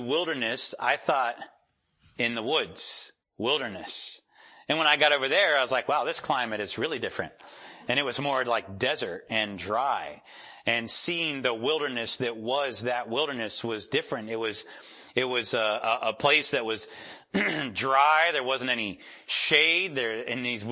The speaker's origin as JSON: {"language": "English", "town": "Rochester", "region": "New York", "country": "United States", "moved": "yes", "said": "I'm from Rochester, New York."}